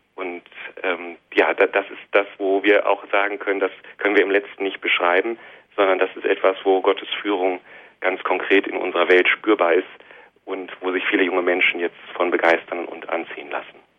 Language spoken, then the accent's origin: German; Monheim am Rhein, North Rhine-Westphalia, Germany; also born or lived in Hilden / Bornheim; now in Düsseldorf, Germany; Ich bin in Hilden im Rheinland geboren, aufgewachsen in Monat, in Monheim, meiner Heimatstadt